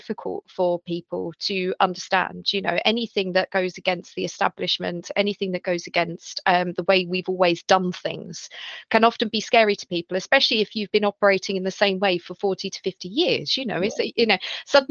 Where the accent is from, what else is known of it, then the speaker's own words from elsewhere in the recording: London, United Kingdom; I grew up in Southeast London.